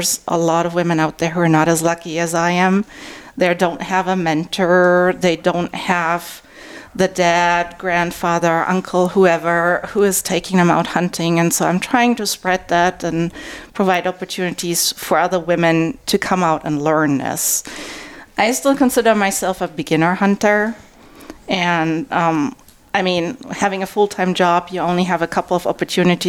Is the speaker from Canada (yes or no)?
no; Germany; now in Arizona, United States; I'm originally from Germany